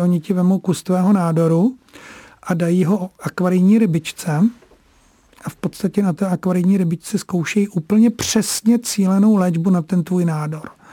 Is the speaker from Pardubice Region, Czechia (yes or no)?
no; Prague, Czechia; já sám jsem se narodil na Vinohradech v porodnici